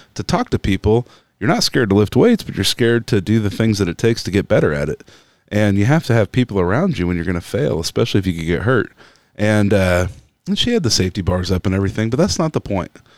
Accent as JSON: {"language": "English", "town": "Topeka", "region": "Kansas", "country": "United States", "tie": "born or raised there", "said": "I'm from Kansas City and I grew up in Topeka."}